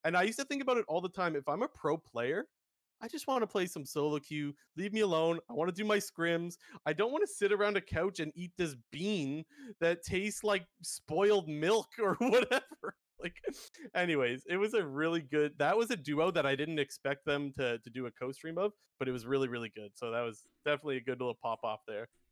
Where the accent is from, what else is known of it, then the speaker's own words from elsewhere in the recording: Toronto, Ontario, Canada; I'm from the Toronto area.